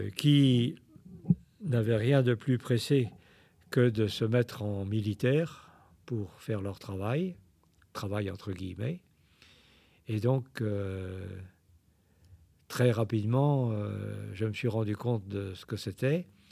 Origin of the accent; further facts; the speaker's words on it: Saint-Malo, Brittany, France; Je suis originaire de Saint-Malo